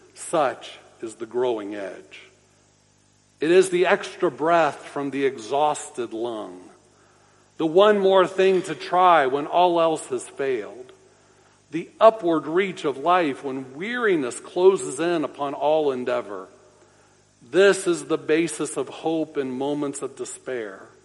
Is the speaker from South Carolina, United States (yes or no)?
no; Orlando, Florida, United States; I grew up in Orlando uh, near Big Tree Park